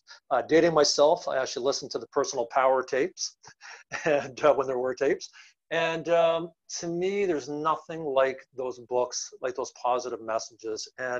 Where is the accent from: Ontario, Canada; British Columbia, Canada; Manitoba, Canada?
Ontario, Canada; London; also born or lived in Northern Ireland / Kansas City, Kansas; So my home country is Northern Ireland. Left when I was three, so no accent. Moved to Kansas City, Kansas, home of Dorothy. And after that, we moved to London, Canada, the Great White North in 1977.